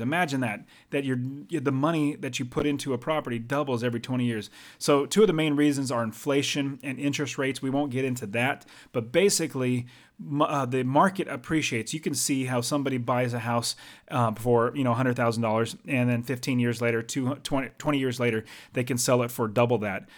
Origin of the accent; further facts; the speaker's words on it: United States; now in Arizona, United States; I'm an American, and I live in America, um, actually in Arizona